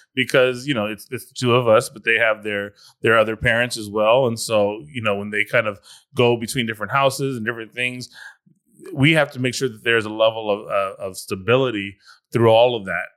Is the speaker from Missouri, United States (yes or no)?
no; California, United States; I'm from California